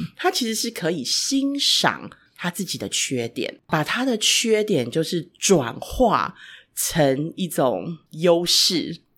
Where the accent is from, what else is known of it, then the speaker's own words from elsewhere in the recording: Taiwan; 尤其在台湾长大的 孩子